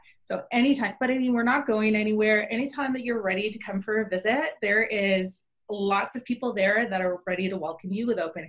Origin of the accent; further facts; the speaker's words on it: Summerside, Prince Edward Island, Canada; moved away as an adult; also born or lived in Sackville, New Brunswick; I was born in Summerside, Prince Edward Island.